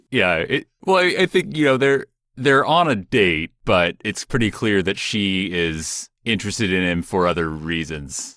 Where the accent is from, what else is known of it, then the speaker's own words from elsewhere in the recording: Seattle, Washington, United States; where I grew up in Seattle